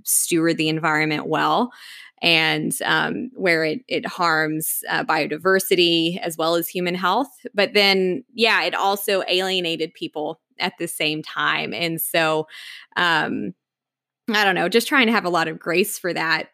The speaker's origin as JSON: {"language": "English", "town": "Knoxville", "region": "Tennessee", "country": "United States", "tie": "born or raised there", "also_born_or_lived": "Atlanta, Georgia", "moved": "as an adult", "lives_now": "Washington, D.C., United States", "said": "growing up in East Tennessee and the foothills of the Smoky Mountains"}